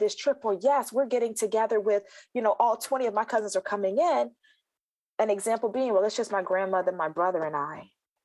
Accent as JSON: {"language": "English", "region": "South Carolina", "country": "United States", "tie": "born or raised there", "said": "I think back to my holidays growing up, and I'm originally from South Carolina"}